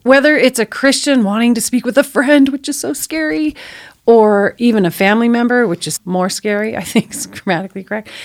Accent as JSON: {"language": "English", "town": "El Cajon", "region": "California", "country": "United States", "tie": "born or raised there", "said": "I grew up in El Cajon and I went through Cajon Valley schools."}